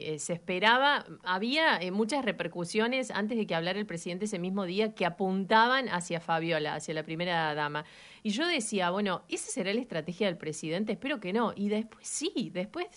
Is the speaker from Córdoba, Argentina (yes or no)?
yes; Río Cuarto, Córdoba, Argentina; moved away; soy de Córdoba, de Río Cuarto. Mi familia estaba allá